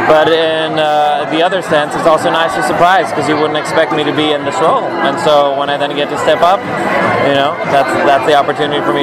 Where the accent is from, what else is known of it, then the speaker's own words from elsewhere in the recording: South Africa; moved away as an adult; now in Los Angeles, United States; I'm an actor from South Africa that's now been living in LA for three years and in America for 10 years.